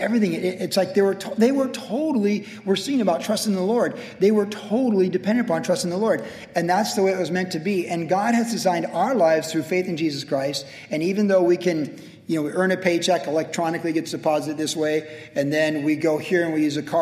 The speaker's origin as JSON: {"language": "English", "town": "Vista", "region": "California", "country": "United States", "tie": "born or raised there", "said": "growing up in Vista"}